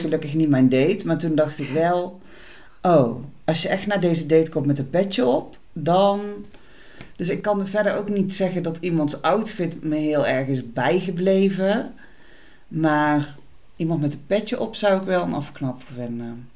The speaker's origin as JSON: {"language": "Dutch", "town": "Tilburg", "region": "North Brabant", "country": "Netherlands", "said": "Ik kom uit Tilburg"}